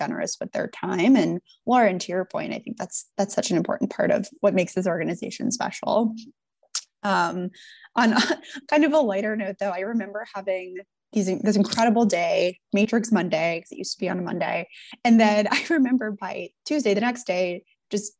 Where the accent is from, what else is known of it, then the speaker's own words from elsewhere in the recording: Buffalo, New York, United States; moved away as an adult; I'm from Buffalo